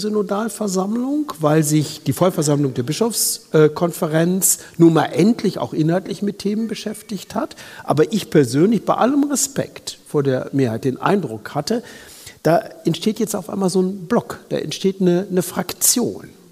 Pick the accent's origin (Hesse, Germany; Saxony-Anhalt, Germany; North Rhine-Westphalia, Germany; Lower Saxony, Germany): Lower Saxony, Germany; komme ich aus Niedersachsen